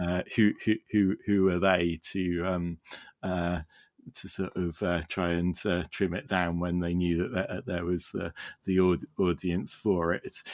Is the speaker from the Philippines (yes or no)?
no; Wales, United Kingdom; I live in the United Kingdom and, uh, I grew up in Wales, which, uh, is very definitely not part of England.